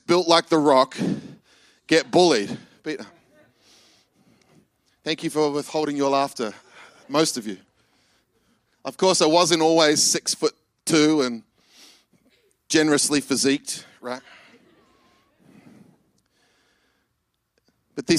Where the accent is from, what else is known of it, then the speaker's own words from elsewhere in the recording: New Zealand; moved away; I grew up in New Zealand.